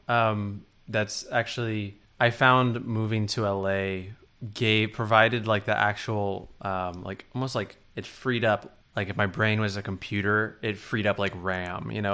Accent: New York City, New York, United States; moved away as an adult; now in Los Angeles, United States; being from New York, I had very close friends that I went to, like, middle school with and that I grew up

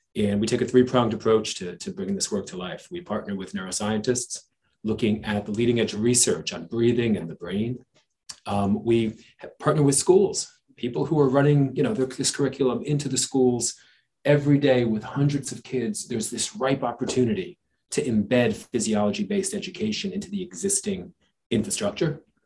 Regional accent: New Jersey, United States; growing up in New Jersey uh, on the streets uh, out of school at eighth grade

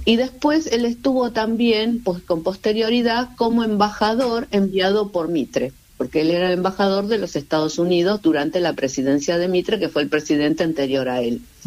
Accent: Argentina

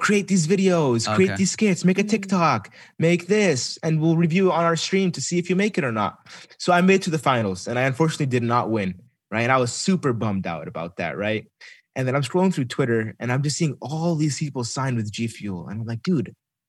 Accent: Dayton, Ohio, United States; I'm from Dayton, Ohio.

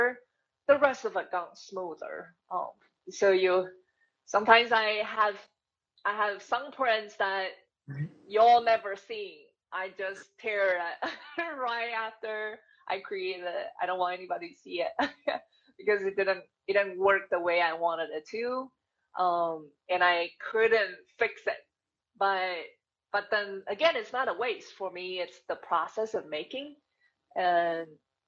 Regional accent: Taiwan; English is a second language; moved away as an adult; growing up in Taiwan, my family wasn't wealthy

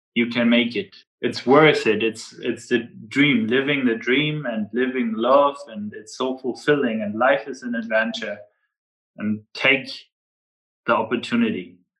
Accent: Flensburg, Schleswig-Holstein, Germany; people from Flensburg, my hometown, it's very typical

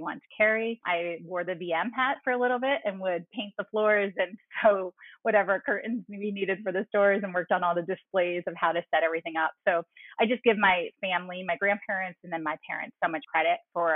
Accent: New York, United States; I'm a New Yorker, a true New Yorker. My family is all in this greater New York area.

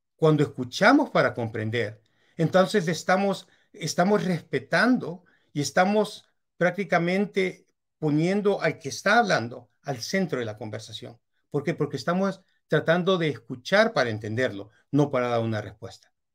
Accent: El Salvador; moved away as an adult; also born or lived in Europe; Yo soy salvadoreño

